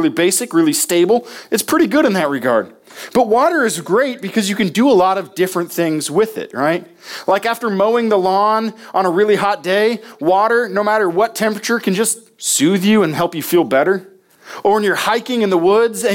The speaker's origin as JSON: {"language": "English", "region": "Nebraska", "country": "United States", "tie": "born or raised there", "moved": "yes", "said": "my home state of Nebraska"}